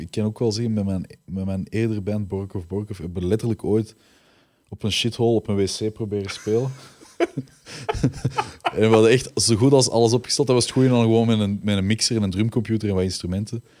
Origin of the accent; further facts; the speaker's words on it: Belgium; We zijn echt wel Belgen met roots